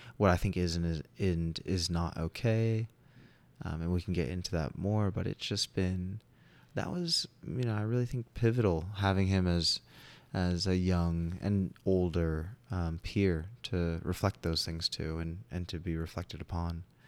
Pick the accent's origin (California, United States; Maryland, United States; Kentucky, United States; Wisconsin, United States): California, United States; Long Beach; I grew up in Southern California. I was a absolute beach baby